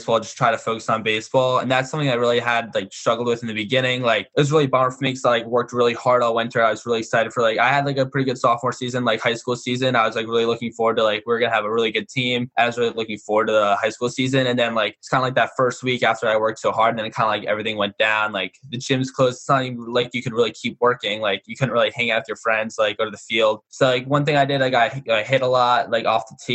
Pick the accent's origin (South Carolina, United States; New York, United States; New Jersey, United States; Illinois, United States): New Jersey, United States; Ramsey; I'm from Ramsey, kind of a small like public school